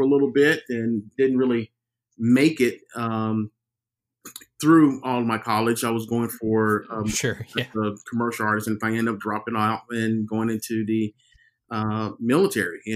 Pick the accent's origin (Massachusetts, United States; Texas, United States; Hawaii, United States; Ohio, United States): Texas, United States; now in Portland, United States; I'm from Texas.